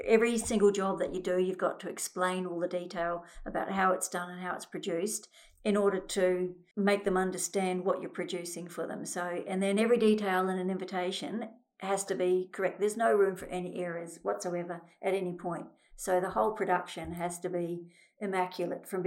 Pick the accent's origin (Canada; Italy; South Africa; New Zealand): New Zealand; moved away; I came from New Zealand and I was brought up in a family where my mother did all sorts of things